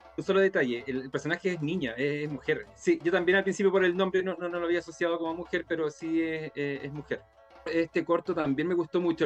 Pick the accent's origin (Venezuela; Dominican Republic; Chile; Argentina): Chile